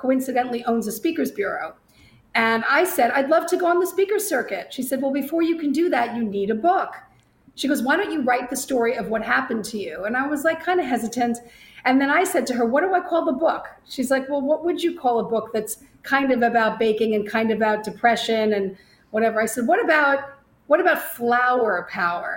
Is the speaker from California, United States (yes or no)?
no; Long Island, New York, United States; moved away as an adult; also born or lived in Bronx, New York; now in Florida, United States; I'm a native New Yorker. I was born in the Bronx. I grew up on Long Island